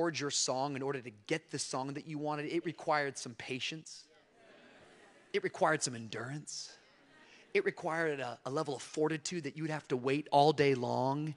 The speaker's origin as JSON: {"language": "English", "town": "Tacoma", "region": "Washington", "country": "United States", "tie": "born or raised there", "said": "I grew up in Tacoma, Washington, outside of Seattle"}